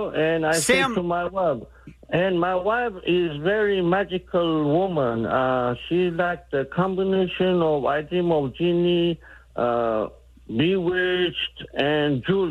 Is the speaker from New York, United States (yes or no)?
yes; New York, United States; I am from New York.